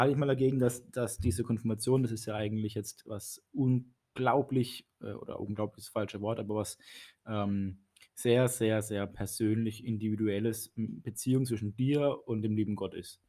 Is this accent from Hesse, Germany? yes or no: no; Baden-Baden, Baden-Württemberg, Germany; moved away as an adult; now in Karlsruhe, Germany; Ich bin gebürtig aus Baden-Baden, bin aber jetzt in der Gemeinde Karlsruhe-Weierfeld schon seit fünf Jahren